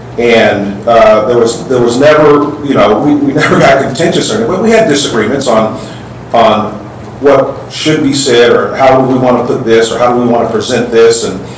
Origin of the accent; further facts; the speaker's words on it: Texas, United States; I grew up in Texas, where football is so big.